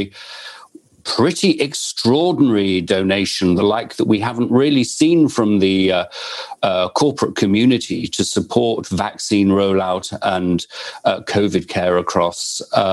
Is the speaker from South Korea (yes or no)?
no; United Kingdom; now in United States; As you can tell from my accent, I'm originally from the United Kingdom